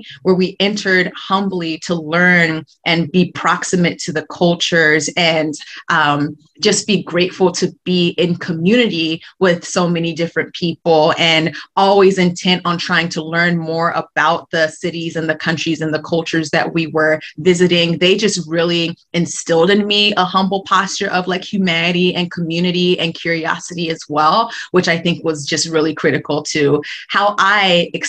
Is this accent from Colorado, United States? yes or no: yes; Colorado, United States; born there; also born or lived in Paraguay; My parents had been in Paraguay at the time. They had flown up to Colorado for the holiday season with my mom's parents in Colorado, had me